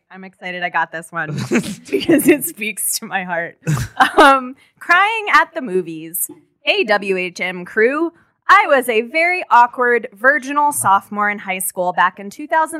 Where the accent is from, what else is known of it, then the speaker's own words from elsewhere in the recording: Miami, Florida, United States; I'm from Miami